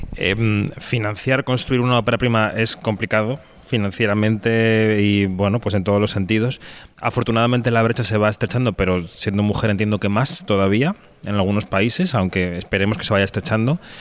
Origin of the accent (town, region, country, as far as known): Spain